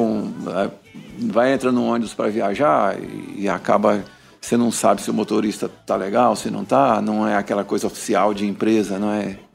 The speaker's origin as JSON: {"language": "Portuguese", "region": "Minas Gerais", "country": "Brazil", "moved": "yes", "lives_now": "Brasília, Brazil", "said": "eu sou de Minas Gerais, né? Interior de Minas"}